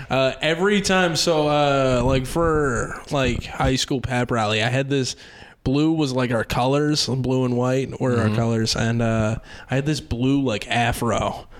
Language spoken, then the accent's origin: English; Baltimore, Maryland, United States; now in New York, United States; I grew up in Baltimore, which is, like, the heroin place.